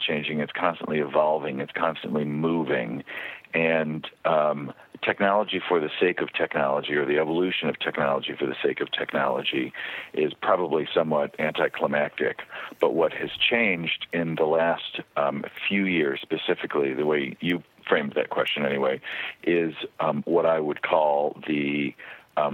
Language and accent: English; upstate New York, United States; moved away as an adult; now in California, United States; I grew up in upstate New York and stayed there through high school